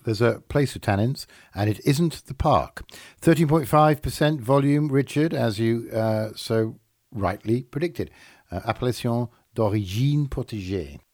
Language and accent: English; England, United Kingdom; I'm English